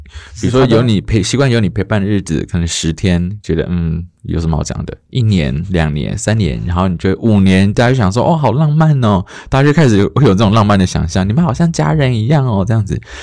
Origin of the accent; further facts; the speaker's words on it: Taoyuan, Taiwan; 因为我本我是桃园人，然后我从来没有上过台北，小时候